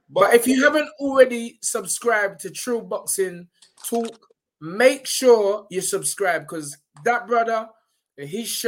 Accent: Nigeria; Some Uber money, because you know I'm Nigerian as well.

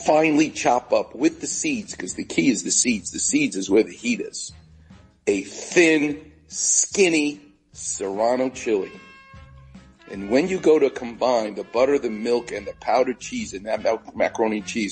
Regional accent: New York, United States; now in Los Angeles, United States; I'm Jewish and I'm from New York

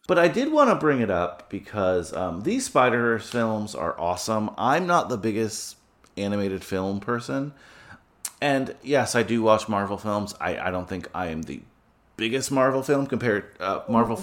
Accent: New Jersey, United States; also born or lived in New York; now in New York City, United States; I grew up in New Jersey

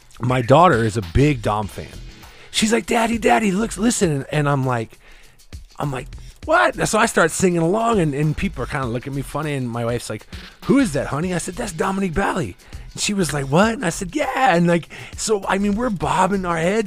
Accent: Midwest, United States; I grew up in the Midwest

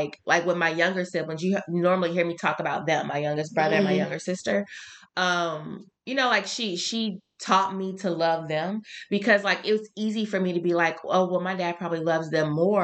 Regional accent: Shreveport, Louisiana, United States; I'm from Shreveport

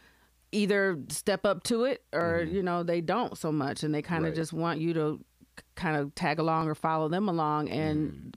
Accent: Grand Rapids, Michigan, United States; born or raised there

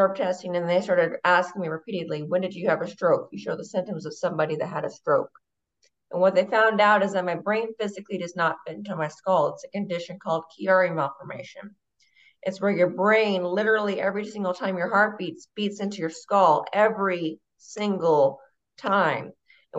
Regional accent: Boise, Idaho, United States; So I'm from Boise, Idaho, born and raised

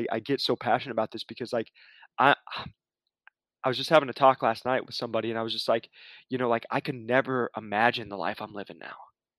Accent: Iowa, United States; moved away as an adult; now in Arizona, United States; I moved out here to Arizona from Iowa. I had $1,200 to my name.

